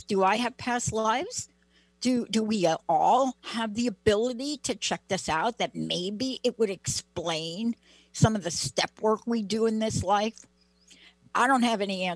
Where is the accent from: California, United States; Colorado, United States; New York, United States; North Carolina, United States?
New York, United States; I'm a kid from New York.